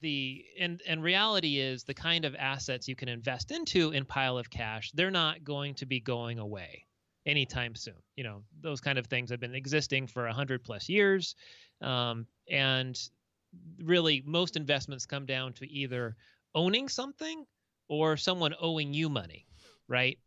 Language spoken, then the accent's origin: English; Orange County, Southern California, United States; moved away as an adult; also born or lived in Seattle, Washington; now in Minnesota, United States; I'm from Southern California originally, grew up in Orange County in L A County